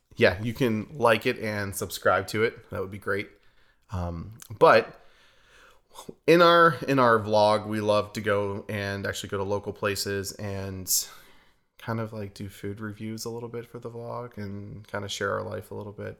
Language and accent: English; New Castle, Pennsylvania, United States; moved away as an adult; also born or lived in Pittsburgh, Pennsylvania; now in Redding, United States; we are from Pittsburgh, Pennsylvania, actually from a town new, called Newcastle, about an hour north. I'm from Newcastle